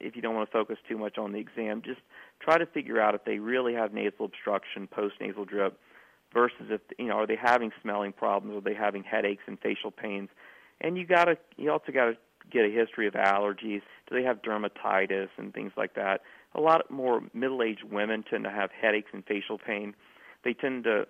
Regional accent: South Carolina, United States; my hometown in South Carolina

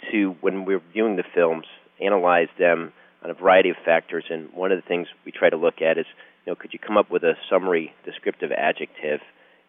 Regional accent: Connecticut, United States; also born or lived in New York area; now in Dallas, United States; I was born in the New York area, grew up in Connecticut, went to Harvard College

